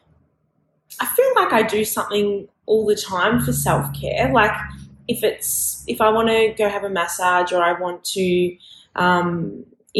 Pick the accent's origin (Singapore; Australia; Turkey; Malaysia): Australia; I am an Australian fashion designer